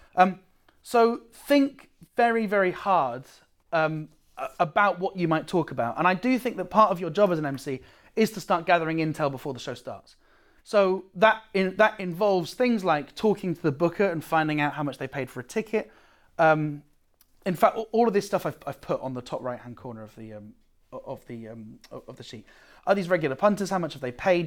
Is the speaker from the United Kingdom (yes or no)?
yes; United Kingdom; now in Amsterdam, Netherlands